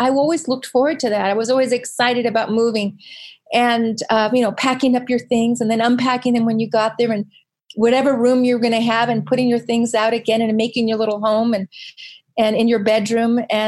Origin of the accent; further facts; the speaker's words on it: Virginia, United States; born there; also born or lived in Southern California; I was born in Virginia, and I spent a fair amount of my life living in a very small beach town in Southern California.